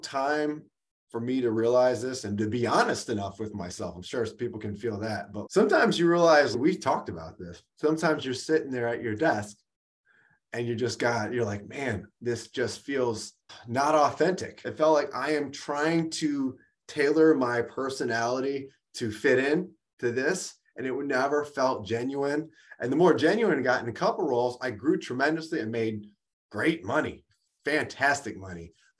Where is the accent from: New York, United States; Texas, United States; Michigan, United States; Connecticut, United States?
Michigan, United States; Detroit; also born or lived in California; we grew up here rough in the Detroit area, in Detroit proper.